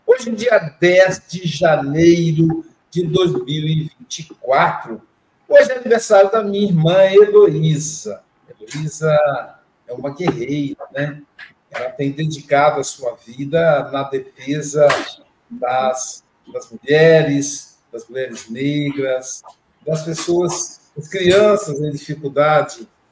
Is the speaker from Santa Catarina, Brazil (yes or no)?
no; Minas Gerais, Brazil; now in Guarapari, Brazil; Eu também sou mineiro